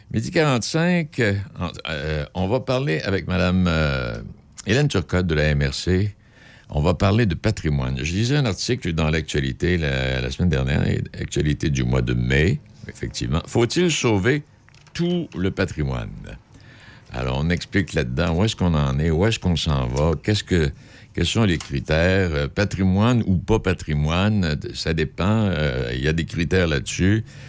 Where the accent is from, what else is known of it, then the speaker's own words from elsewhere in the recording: Quebec City, Quebec, Canada; chez nous à Québec